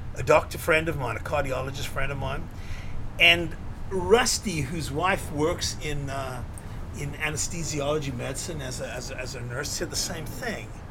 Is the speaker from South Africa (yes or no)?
yes; Cape Town, Western Cape, South Africa; moved away as an adult; also born or lived in New York; we grew up in Seapoint together